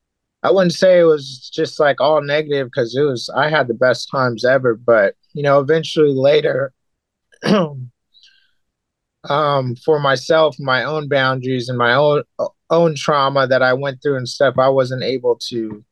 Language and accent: English; Japan; moved away; in Japan, when I was growing up there